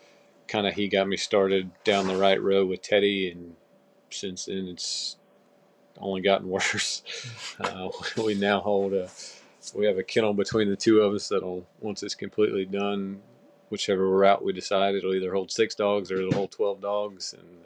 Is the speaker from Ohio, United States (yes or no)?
no; Sanford, North Carolina, United States; I'm 29 years old. We're both from Sanford, North Carolina here, a little small town right in the central part of North Carolina. Grew up hunting, fishing.